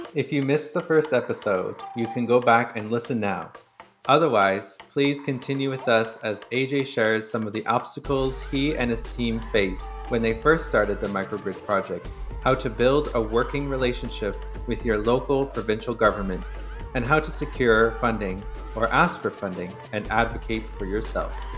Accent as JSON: {"language": "English", "area": "Sturgeon Lake Cree Nation", "region": "Alberta", "country": "Canada", "moved": "yes", "lives_now": "Winnipeg, Canada", "said": "I'm from Surgeon Lake Cree Nation in Treaty Eight Territory"}